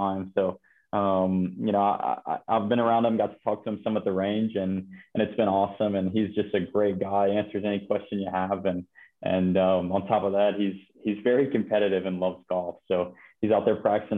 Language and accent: English; Ohio, United States; we got pretty close growing up in Ohio.